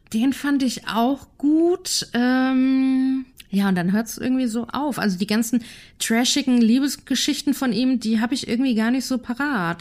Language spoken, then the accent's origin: German; Germany; als Deutscher